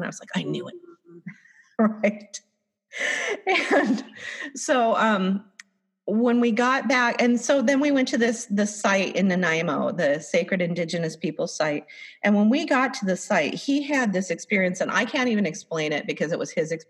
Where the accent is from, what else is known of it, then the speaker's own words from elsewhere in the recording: a few miles south of Blaine, Washington, United States; moved away; came down through the border in Blaine, Washington, which is like a few miles north of where I grew up.